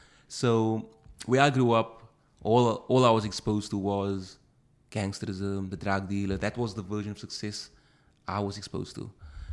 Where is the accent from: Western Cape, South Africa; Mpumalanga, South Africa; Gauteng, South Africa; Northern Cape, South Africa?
Western Cape, South Africa; Cape Town; moved away as an adult; also born or lived in Phuket; I grew up in Cape Town, yeah.